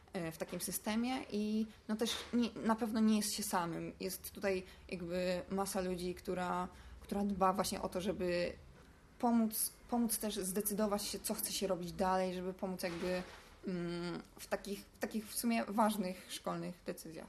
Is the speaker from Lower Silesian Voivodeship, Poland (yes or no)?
no; Warsaw, Masovian Voivodeship, Poland; ja jestem z Ursynowa